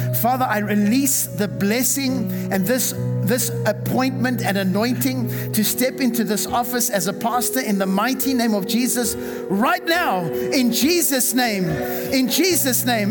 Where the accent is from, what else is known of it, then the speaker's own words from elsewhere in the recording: South Africa; moved away; the church that I was raised in in South Africa